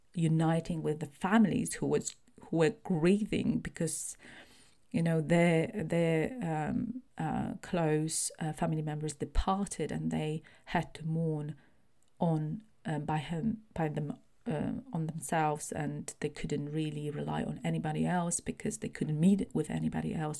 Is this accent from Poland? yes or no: yes; Poland; now in United Kingdom; I was born in Poland, and that's my kind of primary nationality